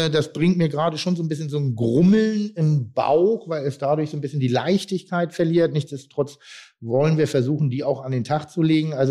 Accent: Pinneberg, Schleswig-Holstein, Germany; dass auch ich als Pinneberger, der auch kein Hamburger ist

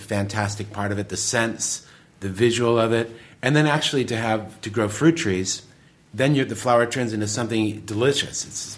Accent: Detroit, Michigan, United States; But I've always been a gardener ever since I grew up in Detroit, Michigan.

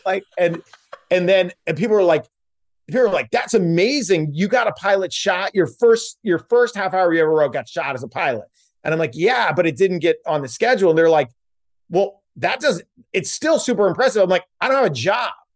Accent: South Stratford, Vermont, United States; also born or lived in Virgin Islands; now in Sherman Oaks, United States; we are both from South Stratford, Vermont

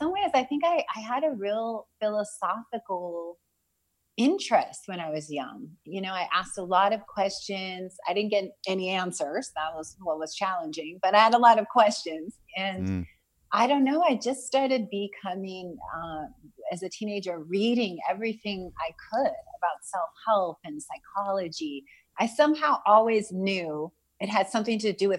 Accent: California, United States; also born or lived in Los Angeles; I was born in Southern California, and I grew up kind of between Northern and Southern California. We would sort of travel back and forth a little bit.

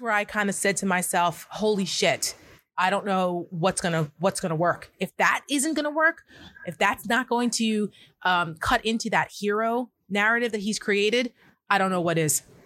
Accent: New Jersey, United States; I come from New Jersey

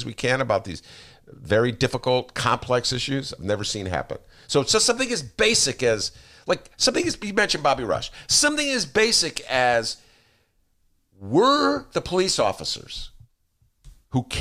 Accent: Evanston, Illinois, United States; now in Chicago, United States; From Evanston.

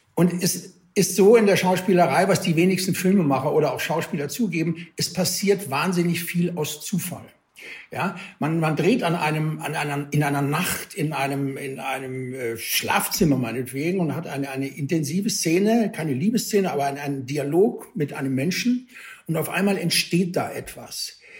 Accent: Cologne, North Rhine-Westphalia, Germany; habe mich guten Gewissens als Kölner Junge

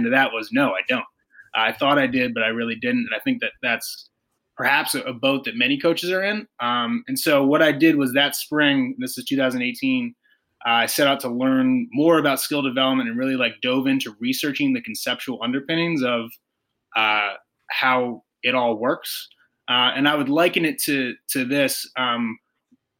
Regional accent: Philadelphia, Pennsylvania, United States; I lived in South Philadelphia my entire life

